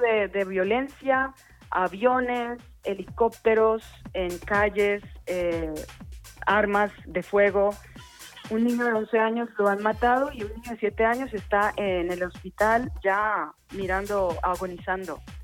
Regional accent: Cali, Valle del Cauca, Colombia; now in Ibiza, Spain; de Cali, Colombia, residente de Ibiza

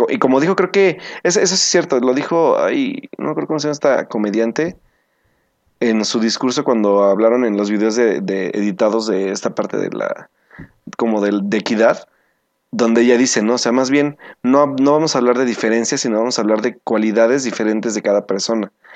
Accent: Mexico; nosotros como mexicanos

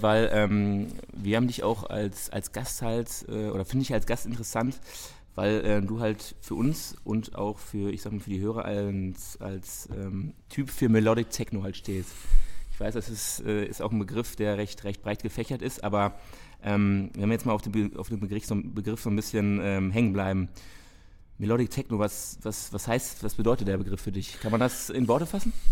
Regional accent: Dortmund, North Rhine-Westphalia, Germany; wir als Dortmunder

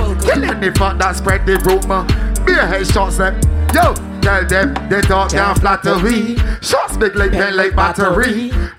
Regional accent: Barbados; now in United States; Big up me island. I love Detroit and time we tell them. You know that, I'm from Barbados.

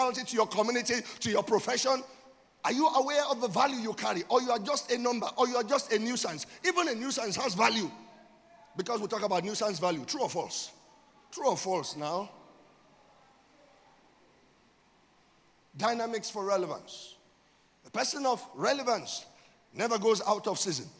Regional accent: Nigeria

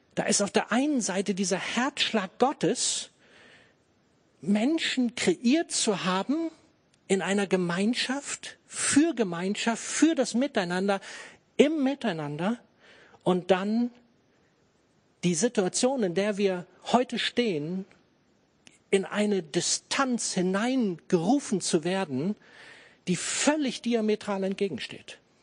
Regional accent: Germany; für uns als Deutsche

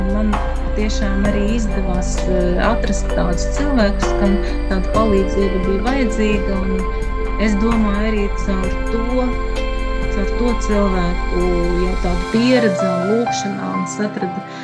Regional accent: Krāslava, Latgale, Latvia; also born or lived in Riga; es nāku no Latgales, no Krāslava esmu dzimis

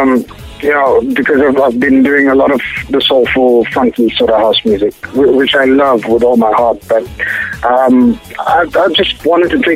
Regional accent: Durban, KwaZulu-Natal, South Africa; my hometown of Durban

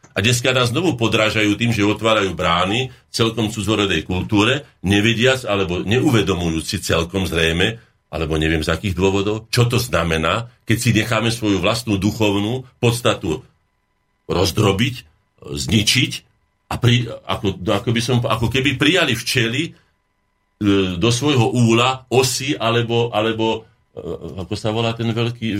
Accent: Slovakia

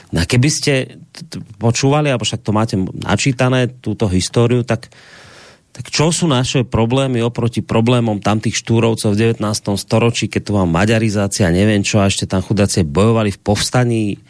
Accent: Slovakia; ja som proste Slovák, ja som na Slovensku doma, ja tu mám predkov

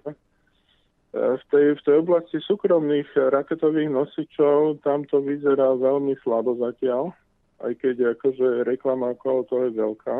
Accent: Slovakia; ja som obyčajný Slovak

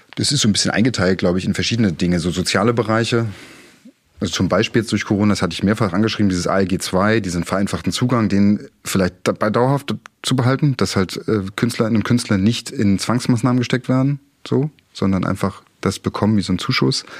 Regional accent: Dresden, Saxony, Germany; Ich komme ja aus der Friedrichstadt

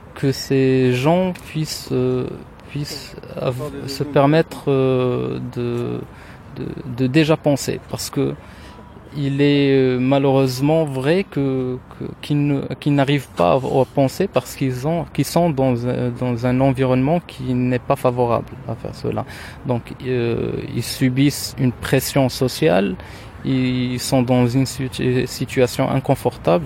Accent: Rabat, Rabat-Salé-Kénitra, Morocco; French is a second language; moved away as an adult; now in Tangier, Morocco; je suis marocain, je suis originaire de, la ville de Rabat, je suis né à Rabat et j'habite depuis deux ans maintenant à Tanger

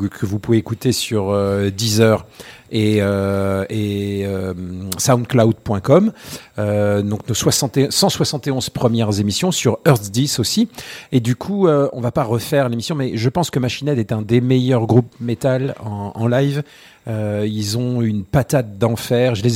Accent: Germany; first language German; French is a second language; je suis allemand première langue, et, euh, anglais deuxième langue et français troisième langue.

